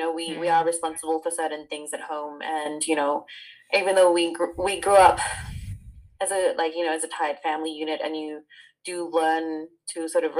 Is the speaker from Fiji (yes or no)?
yes; Fiji; I mean, I'm from Fiji and it's not so uncommon there either